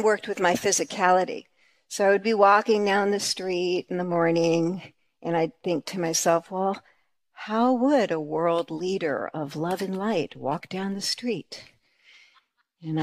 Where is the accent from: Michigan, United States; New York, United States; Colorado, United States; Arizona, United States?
New York, United States; we're from New York